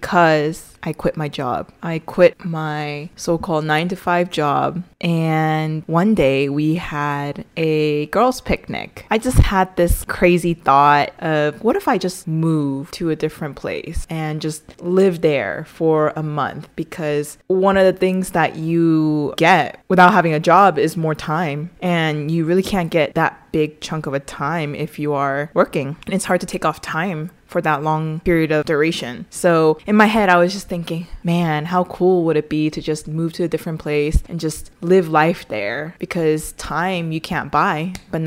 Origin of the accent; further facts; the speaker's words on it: Las Vegas, Nevada, United States; being born and raised in Vegas